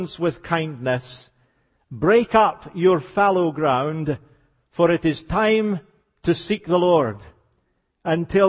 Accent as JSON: {"language": "English", "region": "Scotland", "country": "United Kingdom", "tie": "born or raised there", "accent": "Scottish", "said": "as you can hear, I was born and raised in Scotland."}